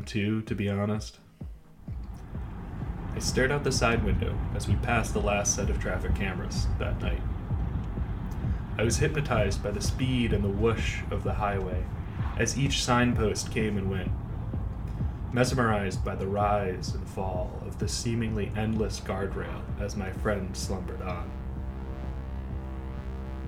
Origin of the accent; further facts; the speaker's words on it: United States; moved away; also born or lived in New York; Wo shi mei guo ren, I am American.